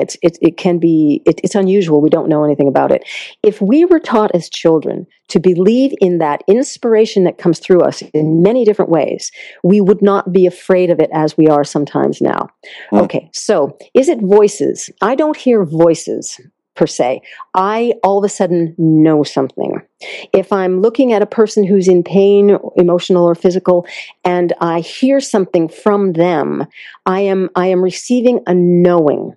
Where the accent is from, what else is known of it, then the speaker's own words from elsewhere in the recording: Concord, Massachusetts, United States; also born or lived in India; I grew up in Massachusetts